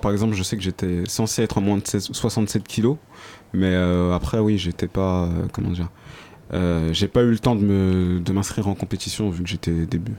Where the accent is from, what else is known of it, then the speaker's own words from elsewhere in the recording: Senegal; je suis originaire du Sénégal.